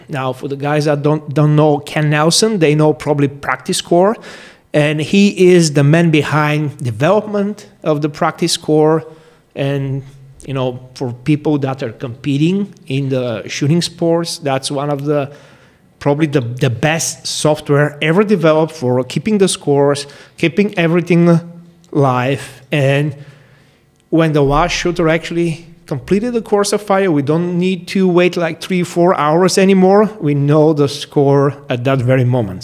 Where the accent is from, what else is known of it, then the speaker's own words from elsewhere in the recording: Bulgaria; now in St. George, United States; I'm originally from Bulgaria, but uh, currently I live in St. George, Utah, in United States